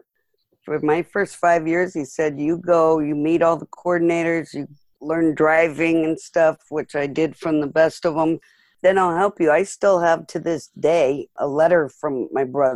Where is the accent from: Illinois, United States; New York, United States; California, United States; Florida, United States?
California, United States; Malibu; we grew up in Malibu